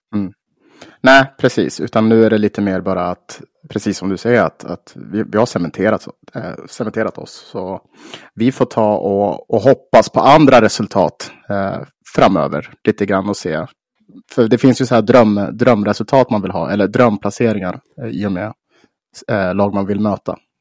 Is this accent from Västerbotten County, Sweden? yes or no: yes; Umeå, Västerbotten County, Sweden; på Marieberg och Mariehem där jag är uppvuxen.